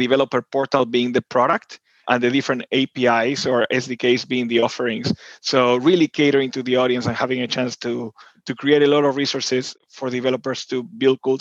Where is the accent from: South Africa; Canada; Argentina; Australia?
Argentina; Buenos Aires; moved away as an adult; now in United States; I'm originally from Buenos Aires, Argentina, born and raised there. And then I moved to the US in my 20s